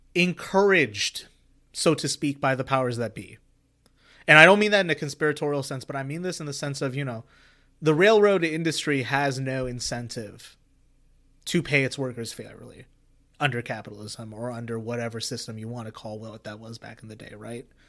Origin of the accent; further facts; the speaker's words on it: India; growing up in India